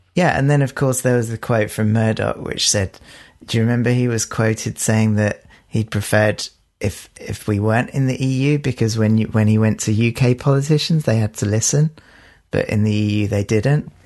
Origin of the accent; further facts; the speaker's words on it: United Kingdom; we are British